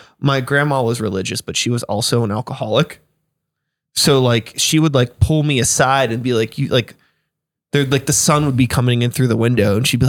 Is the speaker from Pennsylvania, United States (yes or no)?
yes; Wilkinsburg, Pennsylvania, United States; I grew up in Wilkinsburg. So I'm like in the like inner city, you know what I mean?